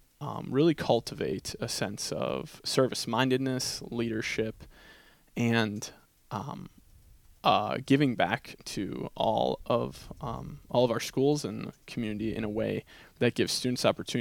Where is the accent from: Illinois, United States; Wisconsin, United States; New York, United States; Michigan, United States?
Wisconsin, United States; Chippewa Falls; also born or lived in Baltimore; I grew up here in Chippewa Falls, and I attended McDonald and graduated in 2014